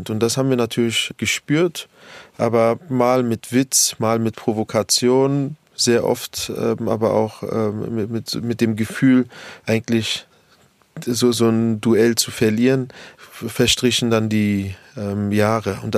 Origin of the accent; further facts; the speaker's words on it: Berlin, Germany; also born or lived in Kreuzberg; Aber meine ersten Jahrzehnte waren in Neukölln wenn man mich heute fragt, wo ich herkomme, so nach dem Motto, wo ich wohne oder wo ich lebe, sage ich immer auch reflexartig Neukölln.